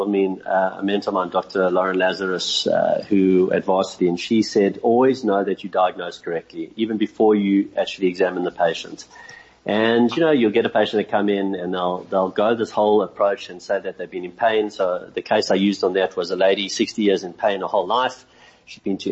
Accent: Johannesburg, Gauteng, South Africa; I grew up in Victory Park, and my folks moved to Cape Town

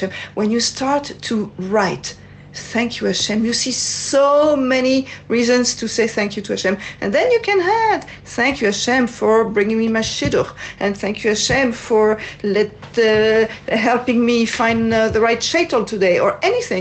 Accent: France; accent: French; English is a second language; moved away as an adult; now in Israel; As you can hear from my accent, I'm from France

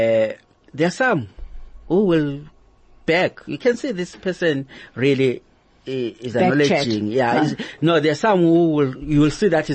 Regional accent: Zimbabwe; now in South Africa

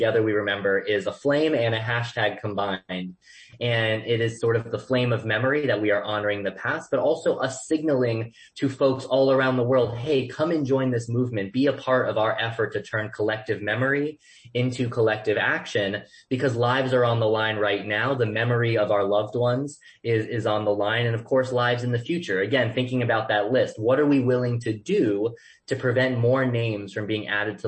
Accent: Boca Raton, Florida, United States; I grew up in Boca Raton, Florida

